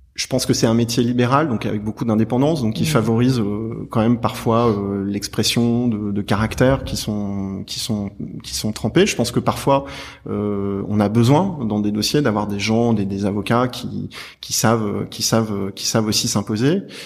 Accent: Clermont-Ferrand, Auvergne-Rhône-Alpes, France; moved away as an adult; now in Paris, France; Je suis de Clermont-Ferrand

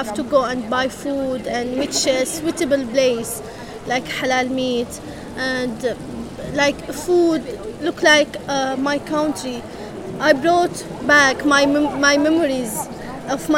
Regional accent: Homs, Homs Governorate, Syria; moved away as an adult; now in United Kingdom; I came from Homs. I left everything there, my heart, my family, my friends, my university.

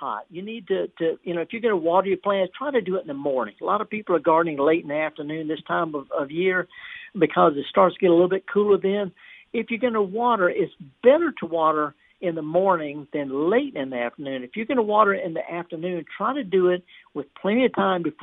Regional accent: Indianola, Mississippi, United States; I was raised just down the road in Indianola.

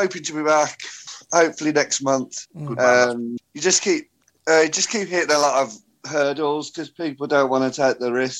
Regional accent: Birmingham, West Midlands, United Kingdom; now in Redditch, United Kingdom; I live Redditch. I'm originally from Birmingham, though.

